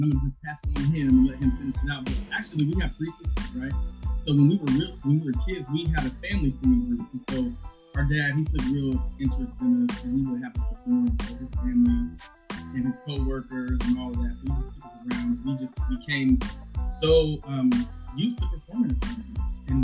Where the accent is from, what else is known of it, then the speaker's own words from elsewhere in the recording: Columbus, Ohio, United States; We're from Columbus, Ohio. That's where we're from, born and raised. That's where we currently live